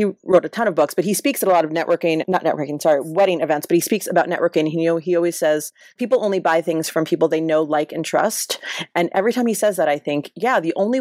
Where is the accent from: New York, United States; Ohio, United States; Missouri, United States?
New York, United States; New York City; now in Los Angeles, United States; I'm from Brooklyn in a fairly like middle class family.